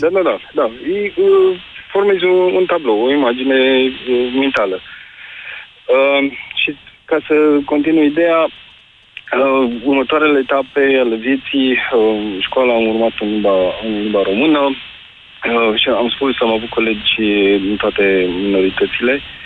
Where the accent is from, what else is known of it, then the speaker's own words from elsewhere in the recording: Romania; sunt născut în zona Carpaților de Curcură. Uh, am uh, crescut, am urmat grădinița în limba germană